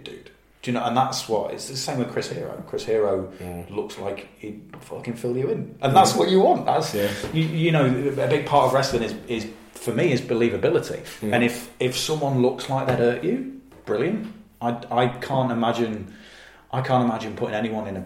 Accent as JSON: {"language": "English", "town": "Leicester", "region": "East Midlands", "country": "United Kingdom", "said": "I'm from Leicester and I used to teach in a school"}